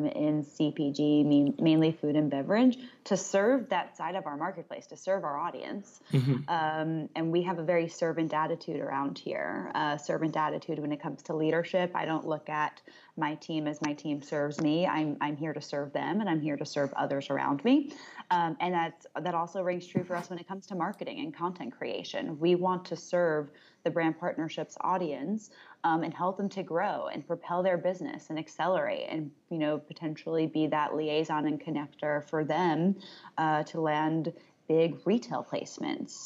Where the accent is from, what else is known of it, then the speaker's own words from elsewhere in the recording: Westchester, New York, United States; I grew up in Westchester